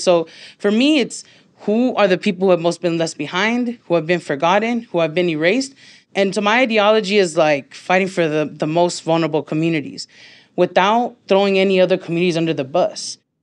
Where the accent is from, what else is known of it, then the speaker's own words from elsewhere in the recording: Los Angeles, California, United States; I grew up in Highland Park, have lived there my whole life